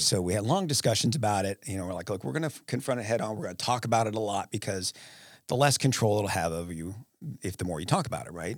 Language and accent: English; Alaska, United States; now in Ohio, United States; I'm from Alaska